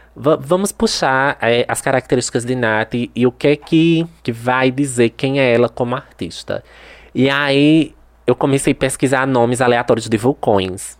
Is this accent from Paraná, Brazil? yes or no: no; Santa Maria da Boa Vista, Pernambuco, Brazil; eu nasci em Santa Maria da Boa Vista e fui criada em Santa Maria da Boa Vista